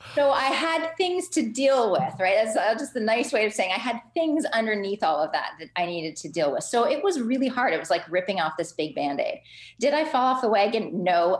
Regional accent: Ottawa, Ontario, Canada; also born or lived in Halifax; am Canadian. I grew up in Ottawa

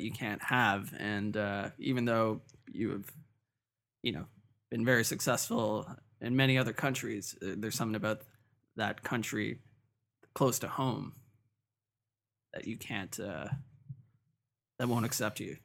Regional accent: Toronto, Ontario, Canada; I grew up in North York

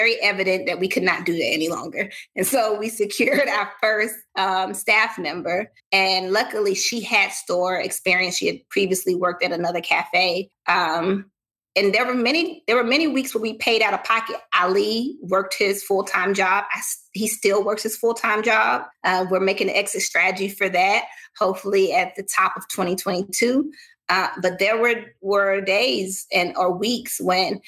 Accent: the South, United States; I'm a Southerner

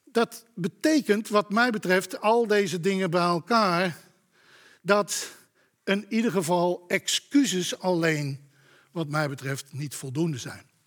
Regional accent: Amsterdam, North Holland, Netherlands; Ik kom toevallig uit Amsterdam

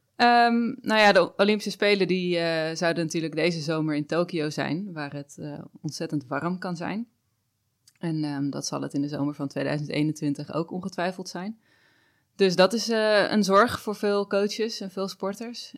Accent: Netherlands; wij natuurlijk als Nederlanders

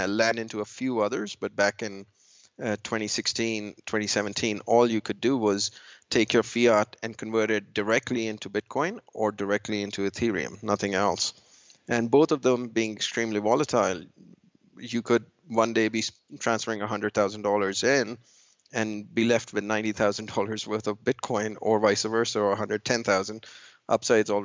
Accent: New York, United States; I'm from New York. And in New York and Manhattan

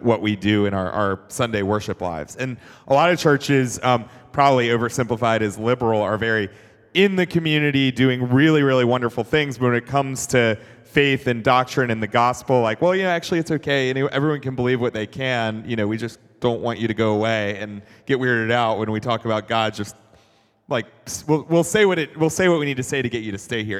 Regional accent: Atlanta, Georgia, United States; I grew up in Atlanta

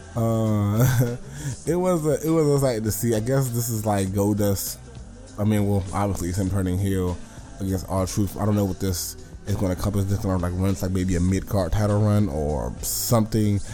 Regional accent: the South, United States; I'm from the South

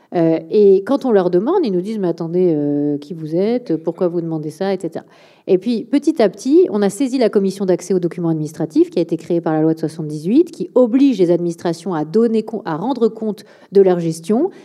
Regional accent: Premières Côtes de Bordeaux, Nouvelle-Aquitaine, France; le le côté euh, vallonné des, de, des, premières côtes de Bordeaux, hein, là où j'ai grandi.

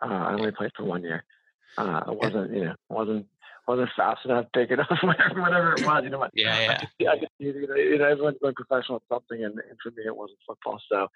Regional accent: Washington, United States; also born or lived in Utah; I grew up in the Northwest, and you know, spent my childhood fishing and hunting

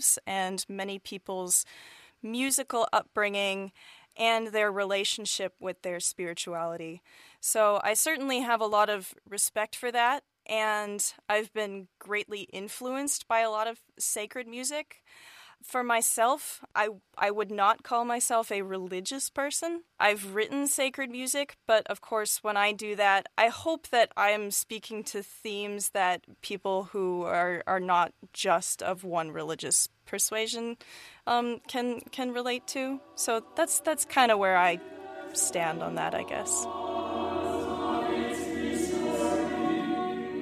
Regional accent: Bainbridge Island, Washington, United States; I'm from Bainbridge Island, Washington, which is an island in Puget Sound near Seattle.

